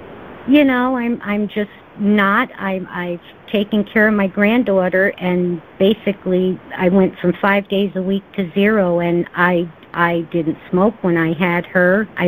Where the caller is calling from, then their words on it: Albany, New York, United States; Albany, New York.